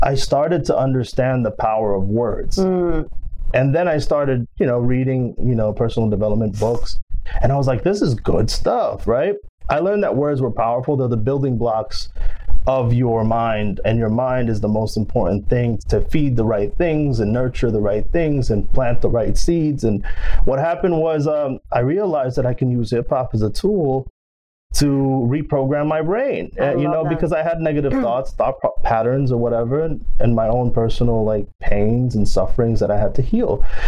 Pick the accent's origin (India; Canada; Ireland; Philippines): Philippines; first language Filipino; English is a second language; moved away; also born or lived in Dallas, Texas / Brooklyn, New York / Houston; So I'm Filipino. I was raised in the Philippines. I speak Filipino. I was born in Dallas, Texas.